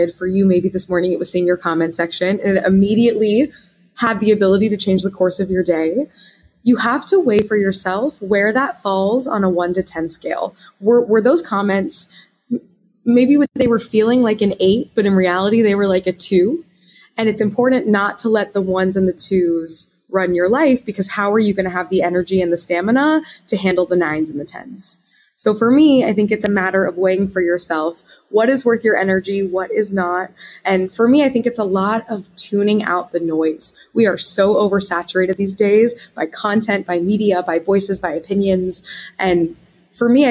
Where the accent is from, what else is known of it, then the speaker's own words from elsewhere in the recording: Wichita, Kansas, United States; moved away as an adult; I'm from the Midwest, Wichita, Kansas